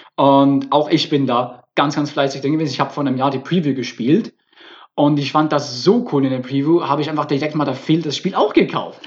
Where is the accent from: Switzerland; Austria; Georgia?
Switzerland; now in Berlin, Germany; Ich bin ja Schweizer. Ich bin hier der Schweizer